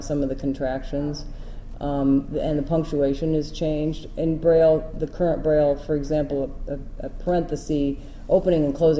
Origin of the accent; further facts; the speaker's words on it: Iowa, United States; I came from Iowa, and in Iowa we would do that for people because we had a cadre of volunteers who would do it